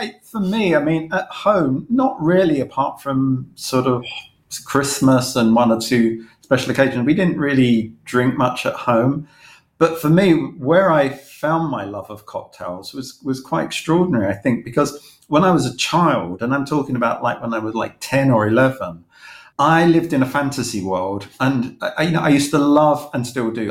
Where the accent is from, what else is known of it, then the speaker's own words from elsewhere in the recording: London, United Kingdom; I grew up in East London